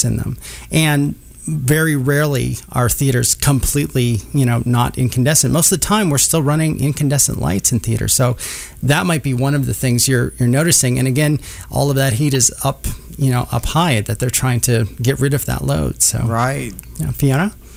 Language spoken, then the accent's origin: English; Minnesota, United States; now in Kansas City, United States; I grew up in Minnesota